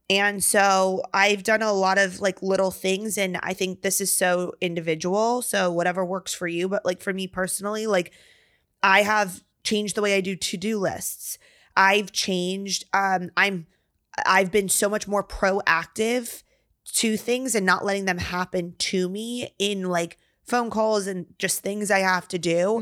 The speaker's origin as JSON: {"language": "English", "region": "Virginia", "country": "United States", "tie": "born or raised there", "moved": "as an adult", "lives_now": "Texas, United States", "said": "we're from Virginia"}